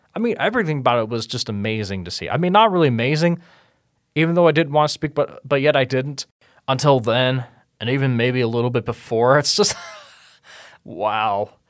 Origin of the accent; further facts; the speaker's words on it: Cincinnati, Ohio, United States; I was born and raised in Cincinnati, Ohio